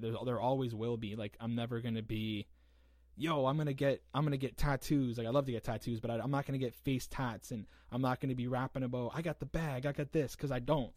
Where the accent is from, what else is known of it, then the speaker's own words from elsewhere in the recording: St. Catharines, Ontario, Canada; also born or lived in Hamilton, Ontario; I'm right from St. Catharines. I was born in Hamilton and then came right here.